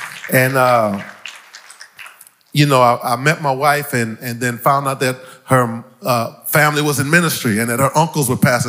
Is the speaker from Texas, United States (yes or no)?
yes; Houston, Texas, United States; also born or lived in St. Croix, U.S. Virgin Islands; I was born in St. Croix of the U.S. Virgin Islands. And when I was 2 years old, my dad and my mom packed up my four sisters, my brother, and a chihuahua named Brownie. Amen. And we came to 8806 Interville on the southeast side of Houston, Texas.